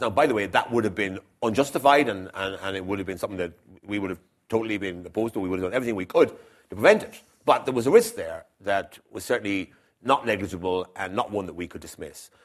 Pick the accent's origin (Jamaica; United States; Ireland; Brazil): Ireland